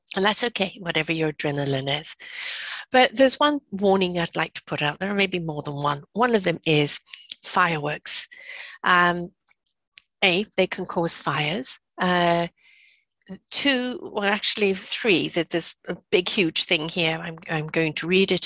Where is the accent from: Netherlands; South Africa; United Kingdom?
United Kingdom; England; now in Canada; I'm from England. We didn't have Halloween